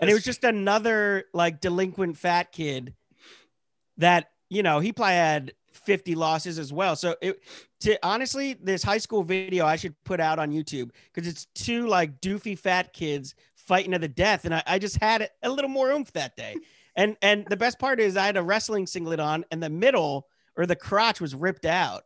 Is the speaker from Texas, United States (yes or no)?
no; Pennsylvania, United States; moved away; I'm from Pennsylvania. You know, I was born and raised, like, in the Hicks